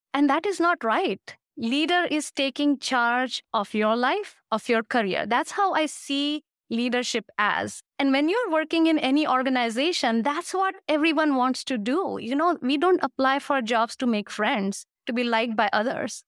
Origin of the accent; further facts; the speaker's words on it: India; moved away; I come from India, and India bosses do not do those things